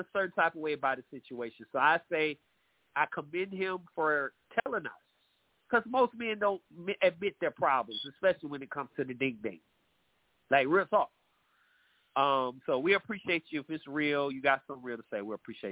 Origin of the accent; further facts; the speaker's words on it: Atlanta, Georgia, United States; my hometown, Atlanta